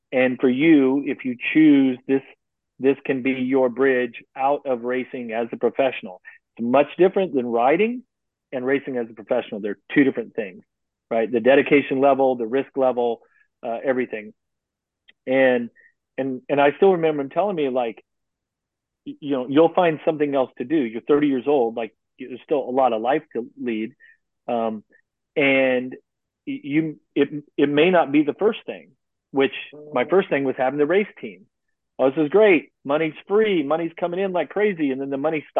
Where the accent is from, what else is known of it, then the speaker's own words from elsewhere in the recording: United States; as an American